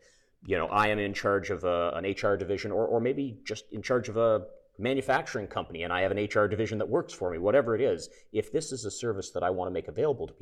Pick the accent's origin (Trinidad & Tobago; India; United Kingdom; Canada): Canada; I'm Canadian